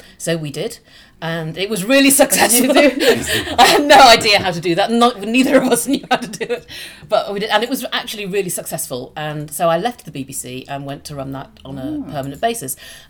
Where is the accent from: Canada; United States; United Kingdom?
United Kingdom; Liverpool, North West England; moved away as an adult; also born or lived in Manchester / Bristol / Leeds; So I'm from Liverpool. I was born in Liverpool. And I went to university in Manchester